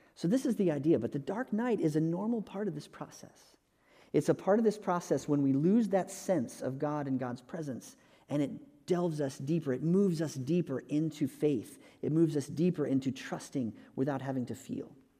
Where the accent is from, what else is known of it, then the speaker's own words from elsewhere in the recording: Texas, United States; moved away as an adult; also born or lived in California / North Carolina; we moved from California back to Texas where we were from